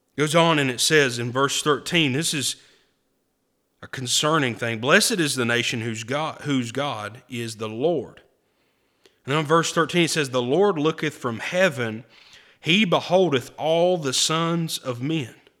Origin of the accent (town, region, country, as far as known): United States